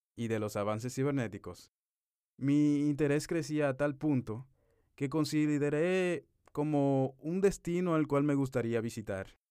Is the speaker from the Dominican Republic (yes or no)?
yes; Dominican Republic; moved away as an adult; now in Dubai, United Arab Emirates; un dominicano que desde el 18 de marzo de 2021 está viviendo en Dubái